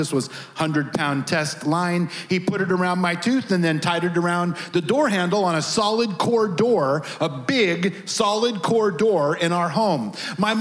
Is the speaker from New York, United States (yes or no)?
no; the Redwoods, California, United States; moved away; also born or lived in Tennessee; I really was a crazy little redneck kid growing up in the Redwoods